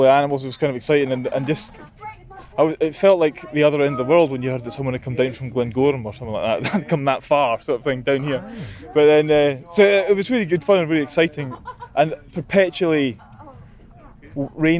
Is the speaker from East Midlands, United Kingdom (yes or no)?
no; Iona, Scotland, United Kingdom; I grew up in the Clumber Hotel.